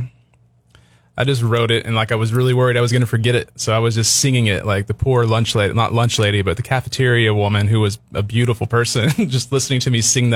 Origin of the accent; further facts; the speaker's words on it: Tennessee, United States; moved away as an adult; now in California, United States; Born and raised in Tennessee, landed in California on my 22nd